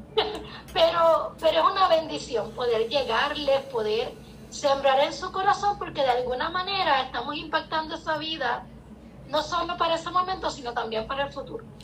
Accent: Puerto Rico; moved away as an adult; Yo soy puertorriqueña

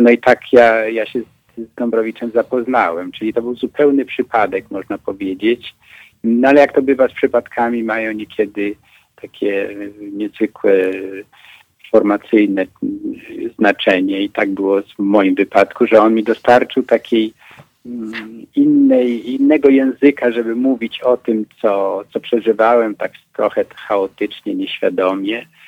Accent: Poland; u nas w Pegerze

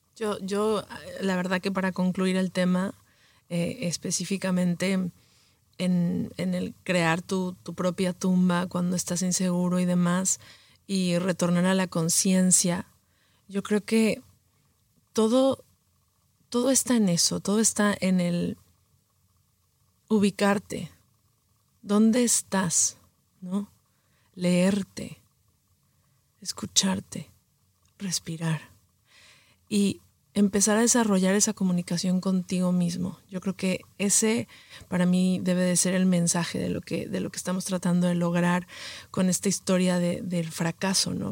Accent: Mexico City, Mexico; moved away as an adult; also born or lived in Los Angeles / New York; nací en Los Ángeles, em, crecí en la Ciudad de México

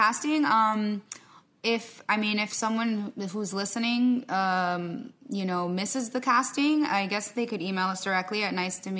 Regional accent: New Jersey, United States; I'm from Jersey.

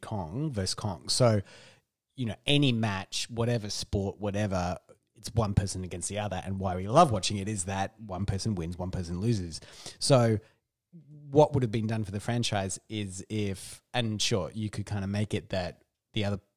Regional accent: Australia; growing up in Australia

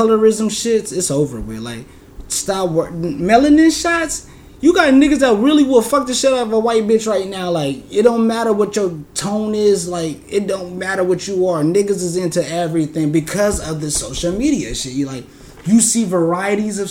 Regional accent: California, United States; We grew up in California where it's hot as hell

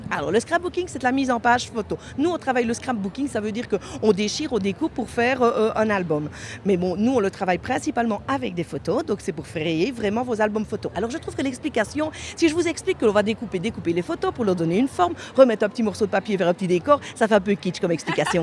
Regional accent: Belgium; chez nous en Belgique

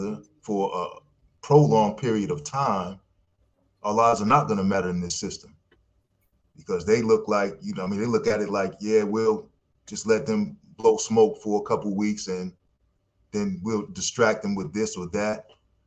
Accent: New York, United States; moved away; also born or lived in Ohio; I'm from New York

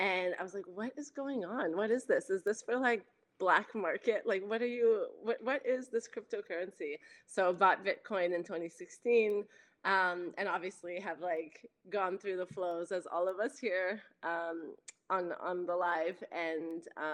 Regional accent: Canada; now in Los Angeles, United States; I'm French Canadian and I now live

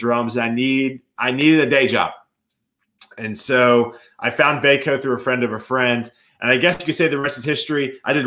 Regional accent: South Carolina, United States; moved away as an adult; now in Nashville, United States; I grew up in South Carolina

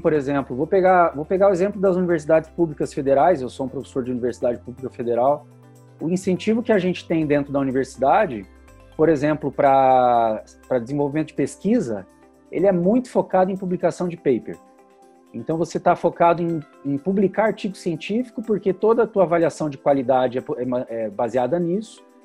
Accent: Curitiba, Paraná, Brazil; sou do Paraná, sou aqui de Curitiba.

